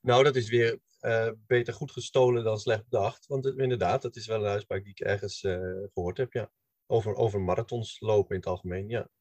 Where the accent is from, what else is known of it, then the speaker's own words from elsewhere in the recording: Hilversum, North Holland, Netherlands; ik kom uit Hilversum.